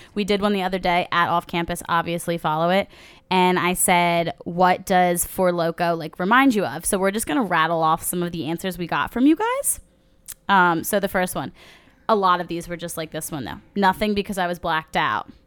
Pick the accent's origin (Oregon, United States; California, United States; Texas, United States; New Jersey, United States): New Jersey, United States; We're from New Jersey, by the way, South Jersey.